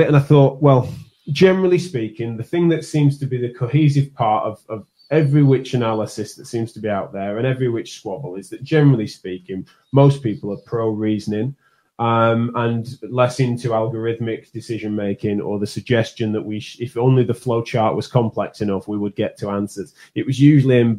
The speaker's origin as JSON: {"language": "English", "country": "United Kingdom", "accent": "strong northern", "said": "my accent's a strong northern one"}